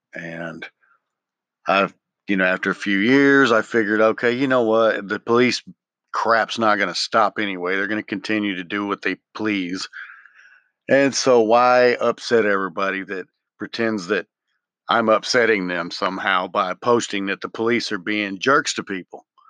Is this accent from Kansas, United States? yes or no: no; Memphis, Tennessee, United States; moved away; I grew up in Memphis in the wrong parts and knew the wrong people